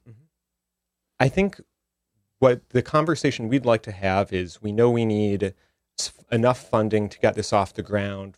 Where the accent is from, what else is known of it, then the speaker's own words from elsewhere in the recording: Minnesota, United States; also born or lived in Chicago, Illinois; now in New Haven, United States; I grew up in Minnesota originally